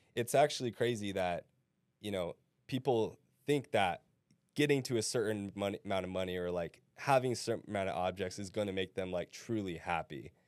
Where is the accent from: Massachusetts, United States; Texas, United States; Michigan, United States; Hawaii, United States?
Hawaii, United States; now in Arizona, United States; I grew up in Hawaii